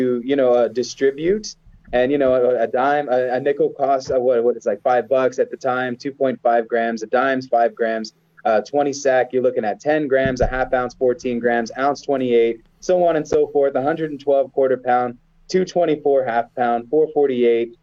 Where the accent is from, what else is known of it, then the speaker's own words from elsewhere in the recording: Cleveland, Ohio, United States; I was born in Cleveland.